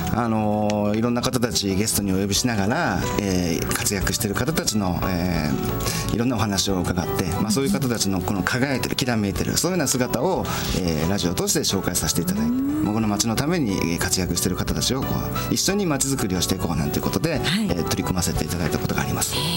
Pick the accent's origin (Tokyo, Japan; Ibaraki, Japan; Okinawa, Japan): Tokyo, Japan; Nishitokyo; たまたま私の地元の八木沢